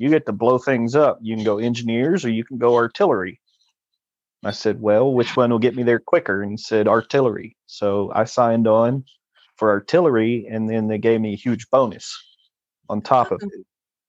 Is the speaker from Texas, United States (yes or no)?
yes; San Angelo, Texas, United States; I'm from San Angelo, Texas